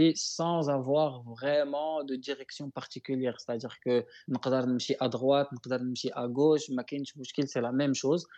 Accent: Morocco; moved away as an adult; also born or lived in Taiwan; je parle du Maroc parce que c'est mon pays natal

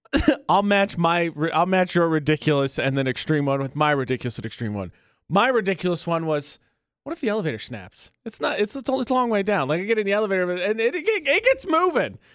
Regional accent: Northern Indiana, United States; moved away; I'm from Northern Indiana.

